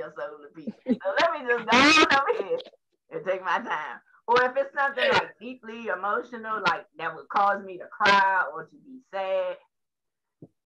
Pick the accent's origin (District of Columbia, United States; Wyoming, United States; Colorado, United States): District of Columbia, United States; Washington; I was born on the South Side, Southeast DC